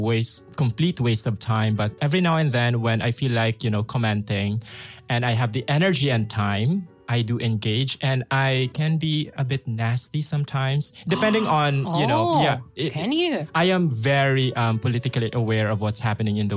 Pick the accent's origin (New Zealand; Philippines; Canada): Philippines; now in Russia; I'm from the Philippines. I need to somehow reconnect with my roots